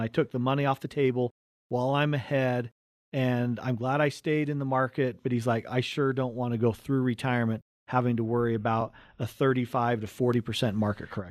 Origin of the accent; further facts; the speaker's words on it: Cottonwood Heights, Utah, United States; we're born right here in Utah, right on the Wasatch Front. We grew up in Cottonwood Heights